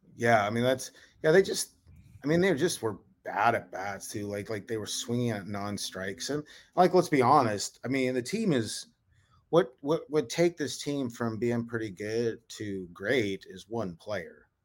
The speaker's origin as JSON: {"language": "English", "town": "Havre", "region": "Montana", "country": "United States", "tie": "born or raised there", "also_born_or_lived": "North Dakota / Tacoma, Washington", "moved": "as an adult", "said": "born and raised in Haver, Montana, uh, up in right north central Montana, about twenty miles from Canadian border."}